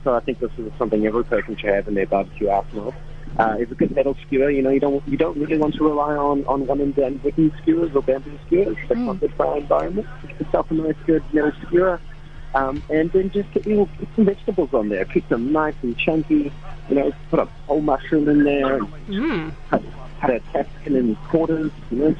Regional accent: South Africa; moved away; I'm actually from South Africa

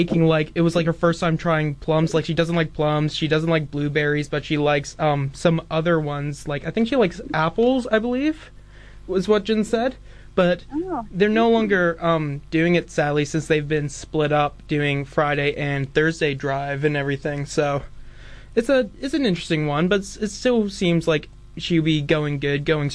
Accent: Dunedin, Otago, New Zealand; I'm here from Dunedin

